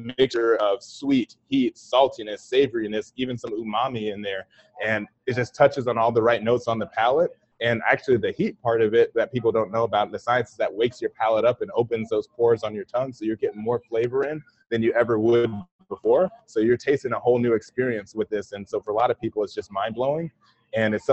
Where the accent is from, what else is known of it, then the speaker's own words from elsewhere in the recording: Akron, Ohio, United States; moved away; I was raised up north in Akron, Ohio, but my family's very southern.